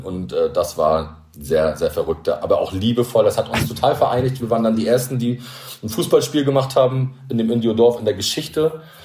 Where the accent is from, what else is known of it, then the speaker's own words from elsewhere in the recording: Rostock, Mecklenburg-Vorpommern, Germany; now in Rügen, Germany; ich als Angler oder als Kind von der Ostsee, ich bin ja Rostocker und wohne auf Rügen